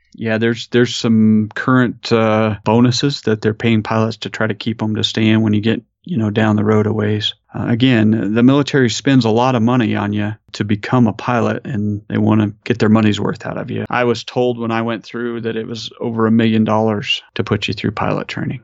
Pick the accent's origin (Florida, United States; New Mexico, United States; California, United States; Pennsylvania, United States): New Mexico, United States; I'm from New Mexico.